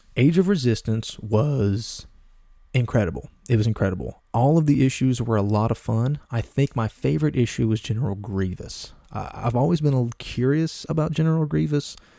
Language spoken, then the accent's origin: English; Appalachia, United States; I'm a Southern guy. I'm a mountain, I'm a mountain guy. I'm from Appalachia. I was born and raised in the mountains.